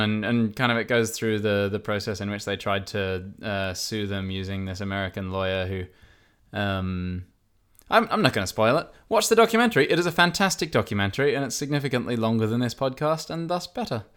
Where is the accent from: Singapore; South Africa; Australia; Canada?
Australia; I am Australian.